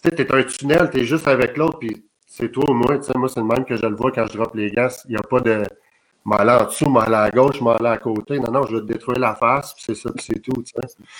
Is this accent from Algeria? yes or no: no; Saint-Zotique, Quebec, Canada; je me suis en allé chez nous à Saint-Zotique